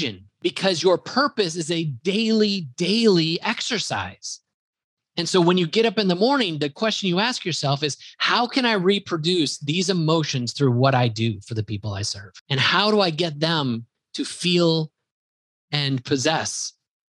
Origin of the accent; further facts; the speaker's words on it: Wisconsin, United States; accent: Wisconsin; my Wisconsin accent